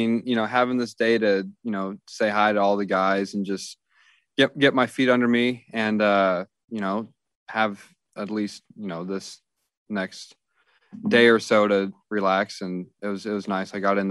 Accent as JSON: {"language": "English", "town": "Kansas City", "country": "United States", "said": "My family's from, I'm from Kansas City. I went to school a little bit south of Joplin."}